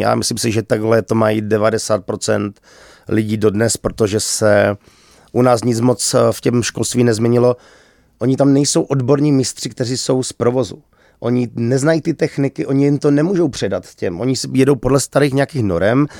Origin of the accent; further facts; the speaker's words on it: Czechia; my jsme Češi